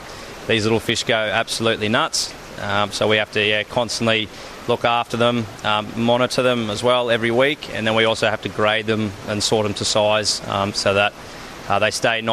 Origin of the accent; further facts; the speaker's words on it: Melbourne, Victoria, Australia; moved away as an adult; also born or lived in Townsville; I actually was born and raised in Melbourne, so I've come up from pretty much one of the coldest parts to come up here